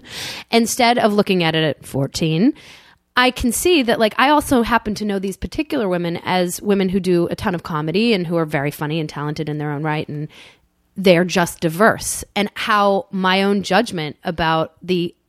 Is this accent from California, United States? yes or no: no; Swampscott, Massachusetts, United States; I grew up in Swampscott, Massachusetts, which is a very small town north of Boston